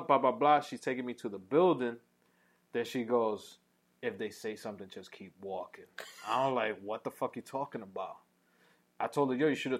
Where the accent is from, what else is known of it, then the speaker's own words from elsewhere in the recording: New York City, New York, United States; I'm from Uptown